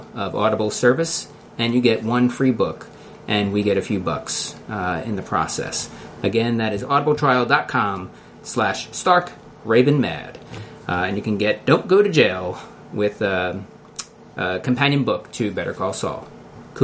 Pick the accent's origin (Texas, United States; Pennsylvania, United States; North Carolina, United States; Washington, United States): Pennsylvania, United States; Philadelphia; accent: Philly; my Philly accent